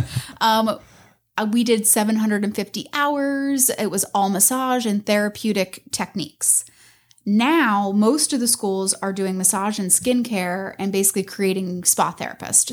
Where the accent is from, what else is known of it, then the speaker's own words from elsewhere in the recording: Tampa Road, Pinellas County, Florida, United States; I grew up on Tampa Road.